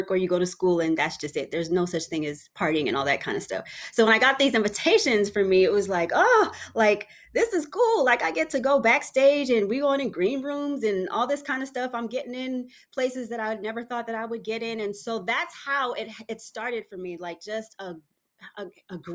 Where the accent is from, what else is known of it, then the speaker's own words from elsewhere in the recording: Texas, United States; So I came to Texas. I'm from Texas. I came into Texas as a teenager